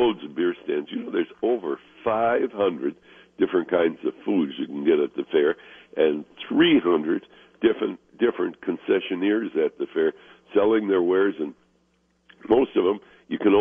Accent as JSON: {"language": "English", "town": "Chicago", "region": "Illinois", "country": "United States", "tie": "born or raised there", "moved": "yes", "lives_now": "Minnesota, United States", "said": "growing up in Chicago, it was not part of our family tradition to go to a state fair."}